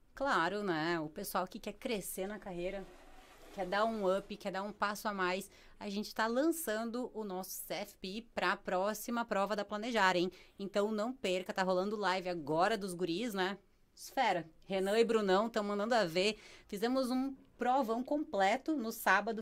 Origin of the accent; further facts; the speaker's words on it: Rio Grande do Sul, Brazil; now in Paraná, Brazil; Eu moro no Paraná, mas eu sou gaúcha